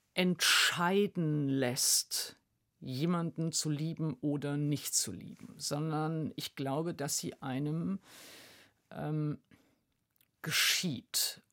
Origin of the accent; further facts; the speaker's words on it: Wuppertal, North Rhine-Westphalia, Germany; also born or lived in Mülheim an der Ruhr; ich bin im Ruhrgebiet geboren, aber dann äh, zunächst in Wuppertal. Also äh, Mülheim-Ruhr ist mein mhm. Geburtsort